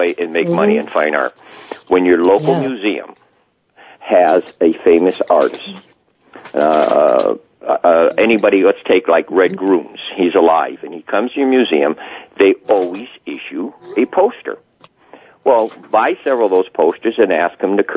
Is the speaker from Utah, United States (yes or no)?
no; Connecticut, United States; also born or lived in Wilbraham, Massachusetts; came down back to Connecticut, my home state